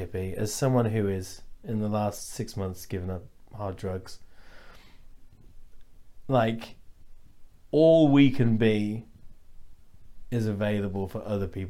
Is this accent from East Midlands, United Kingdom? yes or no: yes; Lincolnshire, East Midlands, United Kingdom; moved away; I'm from Lincolnshire, which is just like a load of white fucking stupid racist idiots and farms.